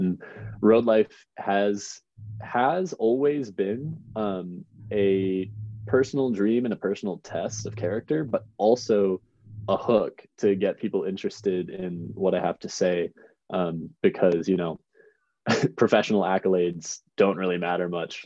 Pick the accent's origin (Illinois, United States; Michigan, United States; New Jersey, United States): Illinois, United States; Chicago; now in Missoula, United States; I'm from the suburbs outside Chicago, Illinois